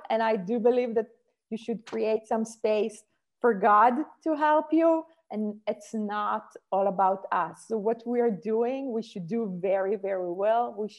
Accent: Israel; English is a second language; moved away as an adult; When I came from Israel and I said, how should I, so I need to take my son to school, it's snowing, what should I do?

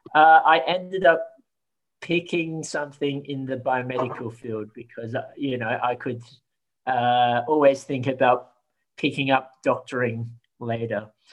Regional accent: Australia; I was born in Australia um, and had to fit in with other Australians.

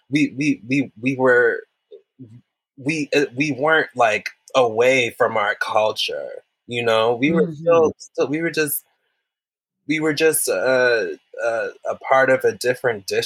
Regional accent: Wisconsin, United States; But going back mm. to that growing up in Wisconsin, mm-hmm. growing up in Wisconsin

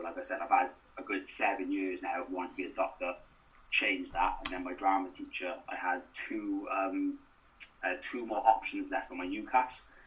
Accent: Newport, Wales, United Kingdom; also born or lived in Carmarthen; I want to get as far away from Newport as I can

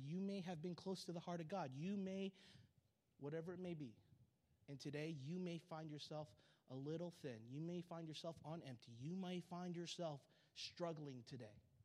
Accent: SeaTac, Washington, United States; I grew up in SeaTac, Washington

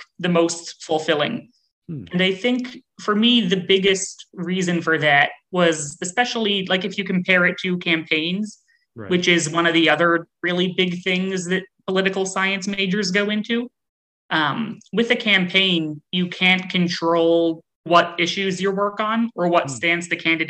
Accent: New Jersey, United States; I grew up in New Jersey in a town that was about 60% Democratic and 40% Republican

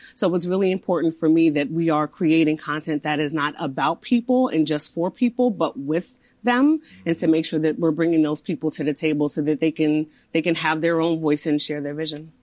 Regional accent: East Coast, United States; I'm from the East Coast, I'm from this area, so I was excited to come back

